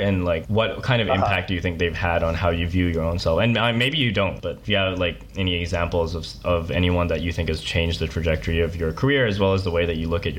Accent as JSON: {"language": "English", "area": "Bay Area", "region": "California", "country": "United States", "tie": "born or raised there"}